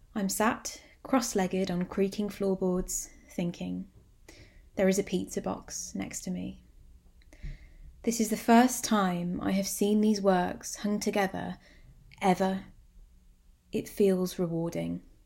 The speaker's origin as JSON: {"language": "English", "town": "Birmingham", "region": "West Midlands", "country": "United Kingdom", "tie": "born or raised there", "said": "my hometown"}